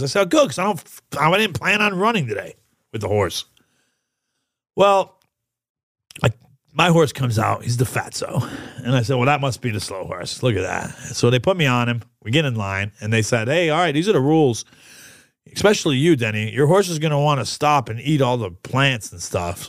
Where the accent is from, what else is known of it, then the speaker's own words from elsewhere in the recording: New York, United States; I'm from New York